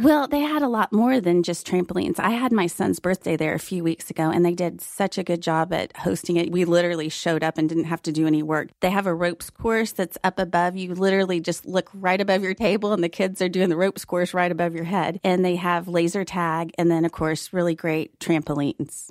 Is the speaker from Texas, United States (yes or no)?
yes; Fort Worth, Texas, United States; now in Dallas, United States; Fort Worth is my hometown